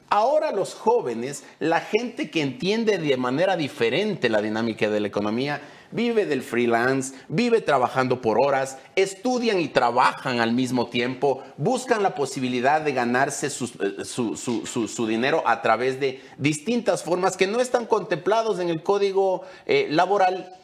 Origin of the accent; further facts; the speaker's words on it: Ecuador; nosotros como ecuatorianos